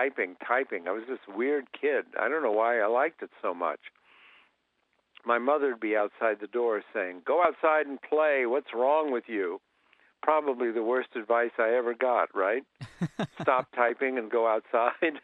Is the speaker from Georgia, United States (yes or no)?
no; Columbus, Ohio, United States; I grew up in Columbus, Ohio.